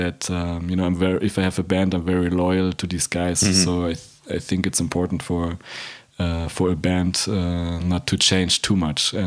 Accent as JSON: {"language": "English", "country": "Germany", "moved": "as an adult", "lives_now": "Amsterdam, Netherlands", "said": "I'm from Germany, but I'm living already for around 10 years, I think, in Amsterdam."}